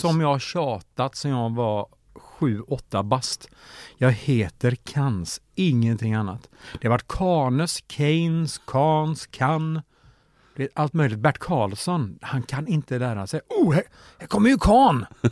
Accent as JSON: {"language": "Swedish", "town": "Mora", "region": "Dalarna County", "country": "Sweden", "tie": "born or raised there", "said": "i Mora där jag är född och uppvuxen"}